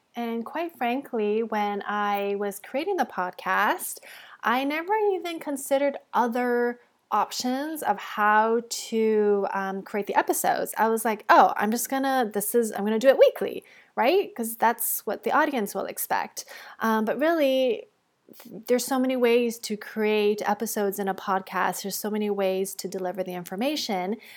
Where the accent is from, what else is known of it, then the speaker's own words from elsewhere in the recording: Toronto, Ontario, Canada; moved away as an adult; also born or lived in Bali / Mexico; I'm actually recording this episode back in my hometown in Toronto.